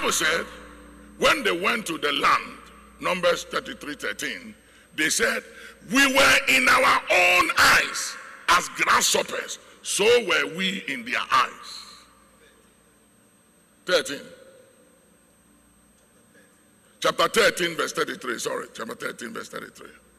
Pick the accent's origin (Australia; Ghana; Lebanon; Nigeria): Ghana; As a Ghanaian, it is who we are